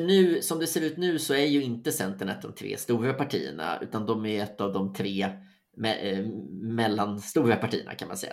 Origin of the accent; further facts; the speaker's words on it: Sweden; som svensk